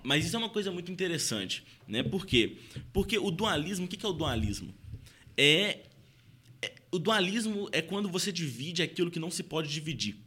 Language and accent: Portuguese; Belo Horizonte, Minas Gerais, Brazil; Eu sou de BH